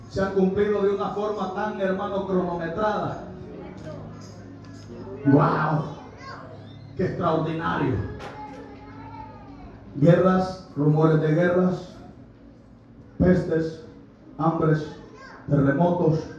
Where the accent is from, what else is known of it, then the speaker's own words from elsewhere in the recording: Honduras; de mi tierra Honduras, al menos que sea de allá de Santa Rosa de Copamba